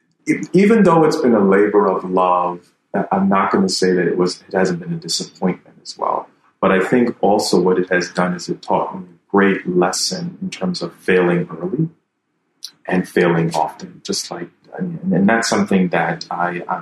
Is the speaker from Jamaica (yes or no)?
yes; Jamaica; now in Ivory Coast; coming back here as a Jamaican, I was born in Jamaica